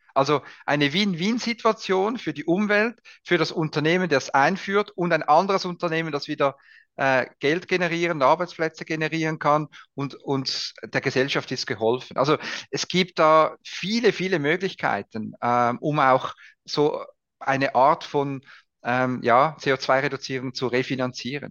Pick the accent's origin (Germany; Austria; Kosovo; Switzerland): Switzerland; bei uns in der Schweiz